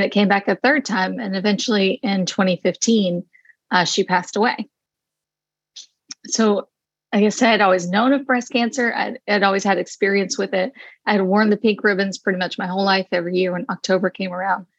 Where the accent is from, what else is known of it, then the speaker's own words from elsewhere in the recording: the South, United States; I grew up in the South where cancer is pretty prevalent.